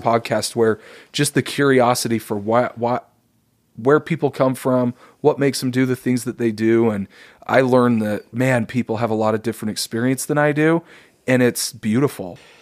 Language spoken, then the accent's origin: English; Davis County, Utah, United States; I grew up in Davis County, Utah.